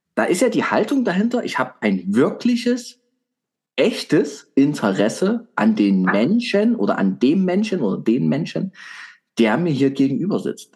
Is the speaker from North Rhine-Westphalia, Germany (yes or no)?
no; Saxony, Germany; als Sachse